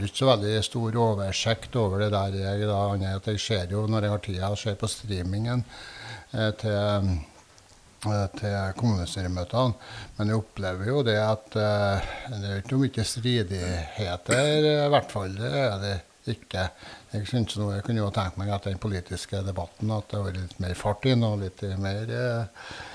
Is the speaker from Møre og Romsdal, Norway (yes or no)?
no; Asplia, Trøndelag, Norway; familiegården der vi er fra, i Sør-Etran, i Asplia